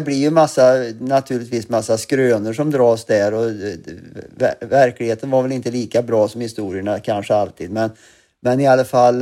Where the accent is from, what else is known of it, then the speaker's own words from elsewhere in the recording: Glava, Värmland, Sweden; also born or lived in Arvika; now in London, United Kingdom; jag var född i Arvika och bodde i Glava, eller Glava glasbruk som det heter, eh, där mina föräldrar för övrigt fortfarande bor kvar i samma hus